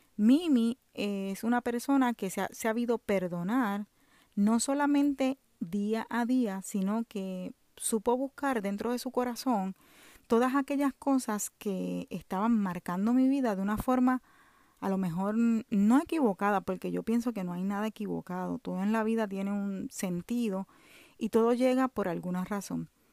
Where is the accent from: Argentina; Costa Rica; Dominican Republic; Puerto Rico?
Puerto Rico; now in Orlando, United States; vivo en Orlando, Florida, soy de Puerto Rico